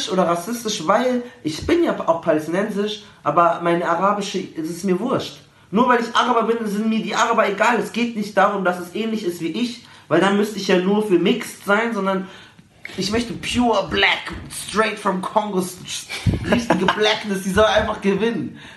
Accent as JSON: {"language": "German", "country": "Germany", "said": "Ich sag immer, ich bin deutsch. Ich bin ein Deutscher."}